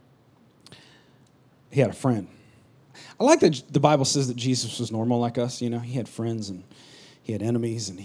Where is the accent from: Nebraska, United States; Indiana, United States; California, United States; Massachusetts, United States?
California, United States; also born or lived in Missouri; now in South Texas, United States; I'm from California.